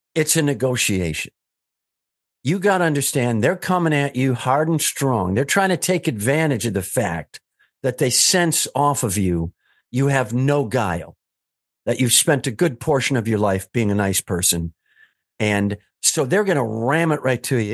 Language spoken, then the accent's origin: English; Wisconsin, United States; I'm from Wisconsin, so we're nice